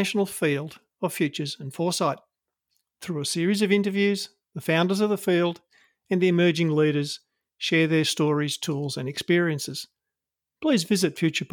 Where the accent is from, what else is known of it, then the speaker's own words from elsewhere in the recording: Australia; I'm an Australian